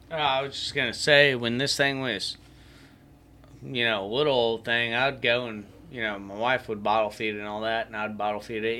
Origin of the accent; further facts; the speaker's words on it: Apopka, Florida, United States; I grew up back in Apopka going and chasing and catching roosters